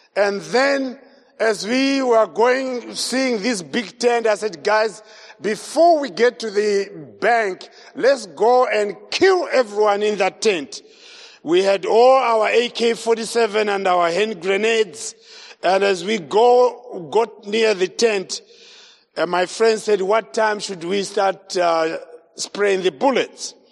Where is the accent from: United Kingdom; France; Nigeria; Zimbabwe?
Zimbabwe; I was born in Zimbabwe, grew up in Zimbabwe